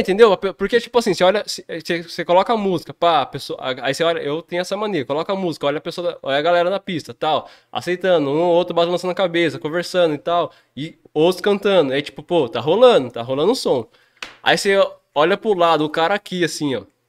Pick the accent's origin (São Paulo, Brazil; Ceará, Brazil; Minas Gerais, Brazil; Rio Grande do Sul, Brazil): São Paulo, Brazil; Jundiaí; sou nascido aqui em Jundiaí